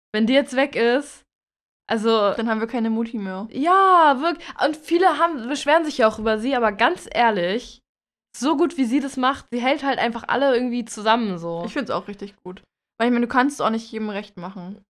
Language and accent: German; Germany; als Deutscher